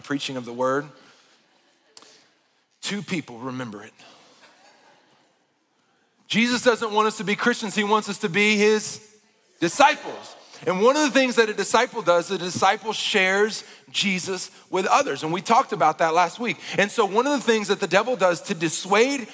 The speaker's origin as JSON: {"language": "English", "region": "Arkansas", "country": "United States", "tie": "born or raised there", "moved": "yes", "said": "I grew up in Arkansas"}